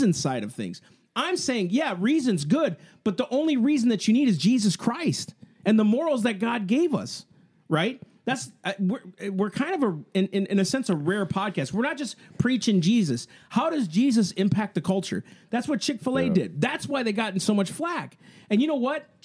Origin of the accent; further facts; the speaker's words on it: Sleepy Eye, Minnesota, United States; I grew up in Sleepy Eye, Minnesota